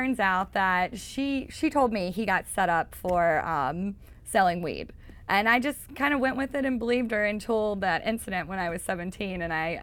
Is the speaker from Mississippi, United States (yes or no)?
yes; Mississippi, United States; accent: Mississippi; moved away; growing up in Mississippi